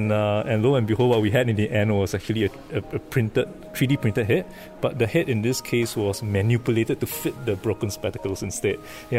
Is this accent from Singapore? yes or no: yes; Singapore; I'm from Singapore.